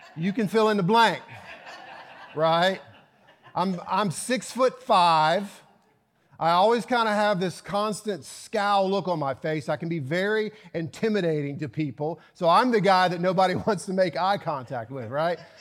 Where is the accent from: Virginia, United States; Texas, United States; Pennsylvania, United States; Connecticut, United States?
Virginia, United States; moved away; my hometown of Virginia